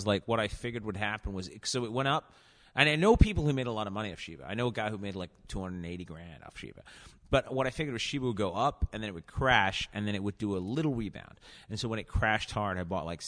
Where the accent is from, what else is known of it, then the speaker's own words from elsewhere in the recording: England, United Kingdom; As an English person